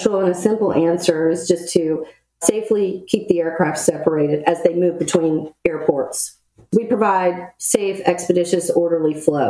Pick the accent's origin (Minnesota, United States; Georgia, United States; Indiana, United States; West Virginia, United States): Georgia, United States; Dalton; moved away as an adult; also born or lived in Waynesboro, Virginia / Chattanooga, Tennessee; now in Orlando, United States; I was born in Waynesboro, Virginia, but when I was about three, my parents moved to Dalton, Georgia, which is where I spent all my life growing up and going to high school. Halfway through my senior year, my parents moved across the border into Chattanooga, Tennessee